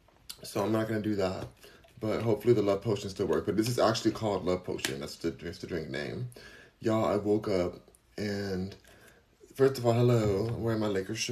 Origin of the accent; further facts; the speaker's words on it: Los Angeles, California, United States; I am from Los Angeles. I'm from LA, born and raised